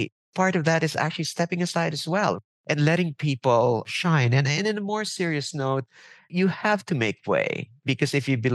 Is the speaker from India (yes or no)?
no; Philippines; also born or lived in New York, United States; now in United States; I come from the Philippines where we deal a bit differently